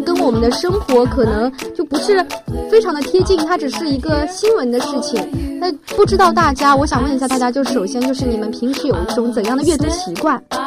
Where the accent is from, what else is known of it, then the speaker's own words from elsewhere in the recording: China; 在我们中国人的习惯当中，好像丢在路边的东西，可能有的时候是不怎么会想去把它拾起来之类的